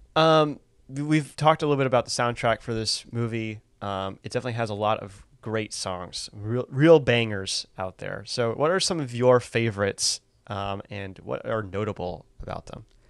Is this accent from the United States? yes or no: yes; United States; as an American